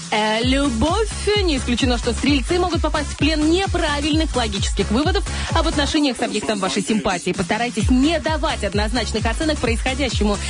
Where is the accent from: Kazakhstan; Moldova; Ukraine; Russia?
Moldova; Dnestrovsk, Transnistria; я из Днестровска